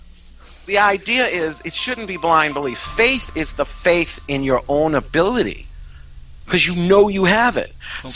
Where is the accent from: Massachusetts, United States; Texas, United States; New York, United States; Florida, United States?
Massachusetts, United States; Salem; also born or lived in Beverly, Massachusetts; I was born in Beverly, one town north, and I've lived in Salem off and on my whole life.